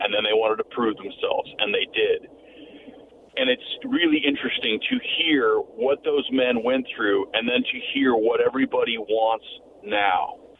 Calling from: Yakima, Washington, United States; from Yakima.

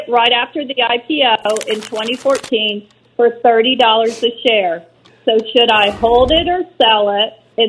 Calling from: Louisville, Kentucky, United States; I'm calling from Bourbon Country now in Louisville, Kentucky.

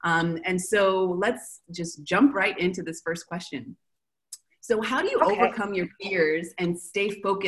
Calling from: Argentina; So I'm calling from Argentina.

